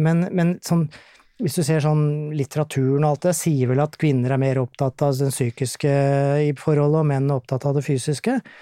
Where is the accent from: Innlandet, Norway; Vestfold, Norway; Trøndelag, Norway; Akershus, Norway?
Akershus, Norway; Gjerdrum; also born or lived in Tjøme; now in Tønsberg, Norway; er opprinnelig fra Akershus-traktene. Gjerdrum er jeg vokst opp.